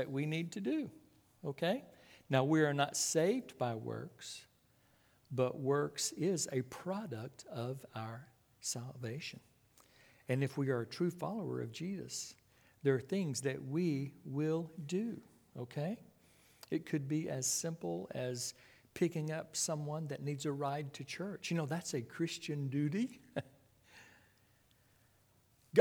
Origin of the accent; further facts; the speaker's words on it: Clyde, Texas, United States; I was raised out in West Texas, 14 miles east of Abilene. There is a small community called Clyde, C-L-Y-D-E. That was my hometown.